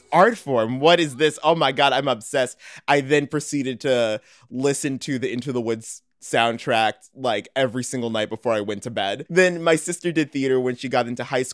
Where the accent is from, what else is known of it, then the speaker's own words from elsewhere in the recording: Morton Grove, Illinois, United States; moved away as an adult; now in Chicago, United States; I'm from Morton Grove, Illinois. Now I'm actually living in Chicago.